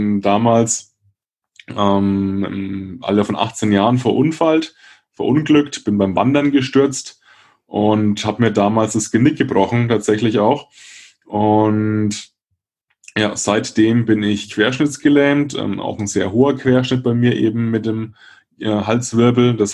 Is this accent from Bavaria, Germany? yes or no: yes; Würzburg, Bavaria, Germany; Franken, aus Würzburg, um genau zu sein.